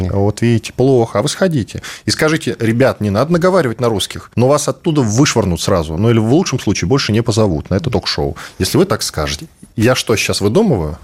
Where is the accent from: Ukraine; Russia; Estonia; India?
Russia; я из России